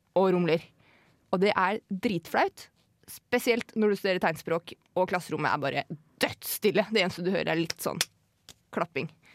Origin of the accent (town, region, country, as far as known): a village near Hønefoss, Buskerud, Norway; moved away